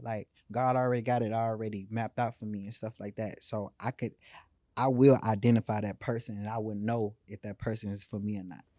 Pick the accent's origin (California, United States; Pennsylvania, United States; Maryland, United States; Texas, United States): Texas, United States; Houston; I come from born and raised in Third Ward, you know, the capital of Houston